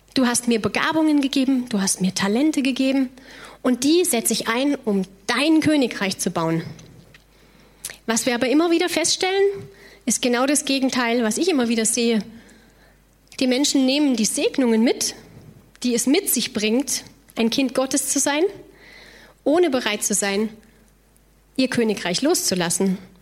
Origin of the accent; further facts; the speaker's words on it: near the Loreley, Rhineland-Palatinate, Germany; Ich komme ursprünglich aus dem Rheinland